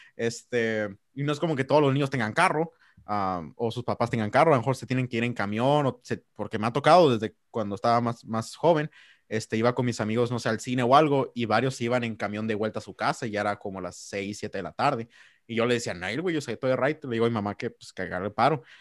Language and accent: Spanish; Mexico; vernos como mexicanos